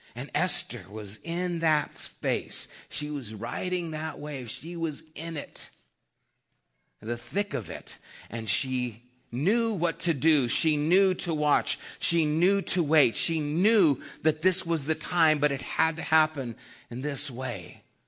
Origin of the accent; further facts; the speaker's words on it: Flagstaff, Arizona, United States; I was born in Flagstaff, Arizona